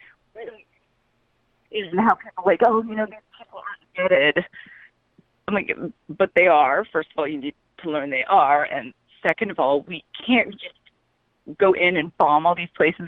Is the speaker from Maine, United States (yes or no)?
no; Independence, Missouri, United States; also born or lived in Kansas City, Missouri; I grew up in Independence, Missouri